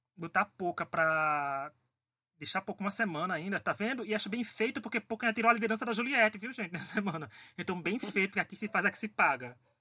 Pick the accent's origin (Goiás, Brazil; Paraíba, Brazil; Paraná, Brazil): Paraíba, Brazil; eu sou paraibano